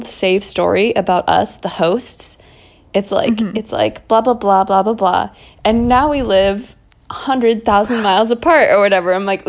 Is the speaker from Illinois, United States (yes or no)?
no; Minnesota, United States; accent: Minnesota; that's my Minnesota accent, as you can tell.